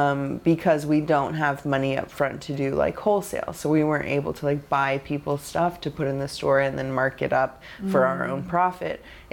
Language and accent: English; Pacific Northwest, United States; and I'm from the Northwest. We both lived in Portland